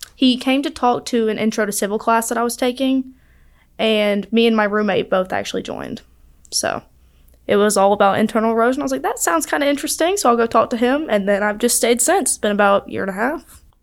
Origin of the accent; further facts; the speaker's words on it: Chelsea, Alabama, United States; I'm from Birmingham